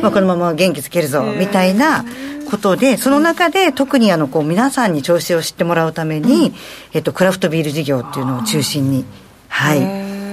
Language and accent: Japanese; Choshi, Chiba, Japan; moved away as an adult; also born or lived in Tokyo; 私自身が銚子で育ってますので